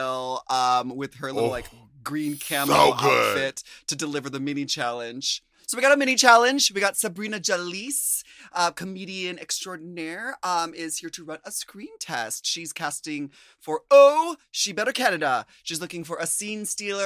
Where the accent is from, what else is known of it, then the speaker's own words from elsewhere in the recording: United States; as an American